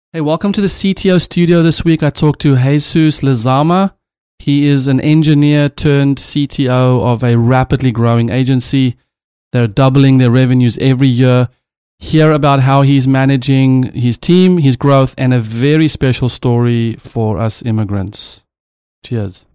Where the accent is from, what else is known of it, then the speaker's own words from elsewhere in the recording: South Africa; moved away; as a South African dad